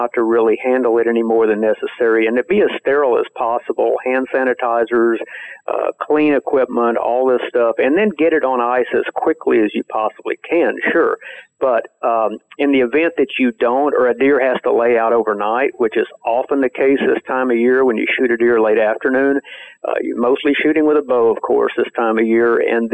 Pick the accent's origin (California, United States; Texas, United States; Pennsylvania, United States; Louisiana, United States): Texas, United States; growing up in Texas, I saw people hang deer